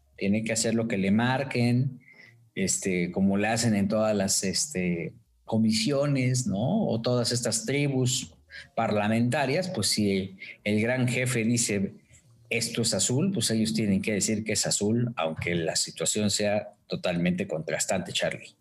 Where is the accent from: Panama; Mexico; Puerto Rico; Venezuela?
Mexico; soy mexicano